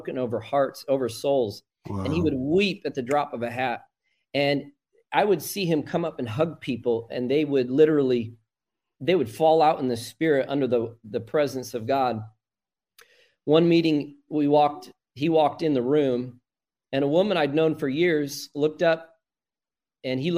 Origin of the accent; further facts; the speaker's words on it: Illinois, United States; moved away; I went back to my home state at the time in Illinois